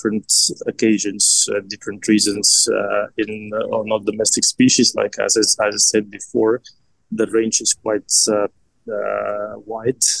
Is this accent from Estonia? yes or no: yes; Estonia; I'm originally from Estonia, and I lived all my life